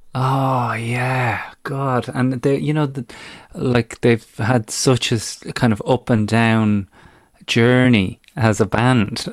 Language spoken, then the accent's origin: English; Ireland; now in United Kingdom; youngster growing up in Ireland